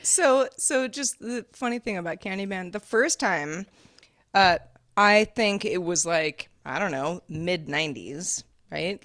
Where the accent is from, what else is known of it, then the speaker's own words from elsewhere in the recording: West Coast, United States; you and I are both from the West Coast